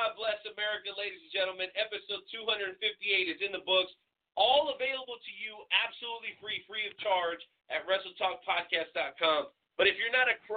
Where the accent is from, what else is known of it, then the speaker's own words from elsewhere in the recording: Florida, United States; my home state of Florida